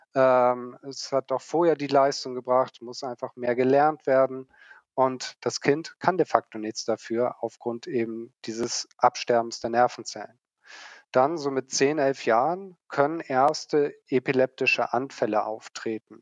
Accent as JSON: {"language": "German", "region": "Hamburg", "country": "Germany", "tie": "born or raised there", "said": "ich selbst bin waschechter Hamburger, sagt man dazu. Bin in Hamburg aufgewachsen, groß geworden, bin hier zur Schule gegangen"}